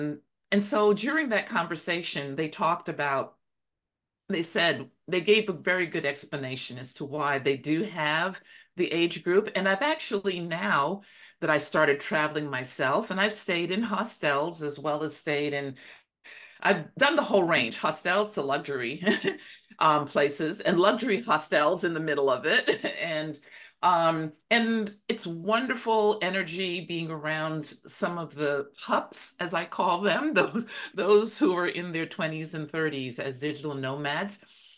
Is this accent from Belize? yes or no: yes; Belize; now in Dallas, United States; I'm originally from Belize, by the way. That's where I really call my home.